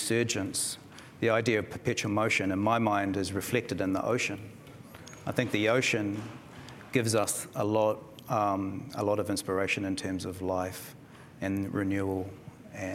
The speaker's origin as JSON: {"language": "English", "country": "New Zealand", "tie": "born or raised there", "also_born_or_lived": "Darwin, Australia", "moved": "as an adult", "lives_now": "Australia", "said": "she took off back to Aotearoa, New Zealand. And so I arrived there as a young 2-year-old"}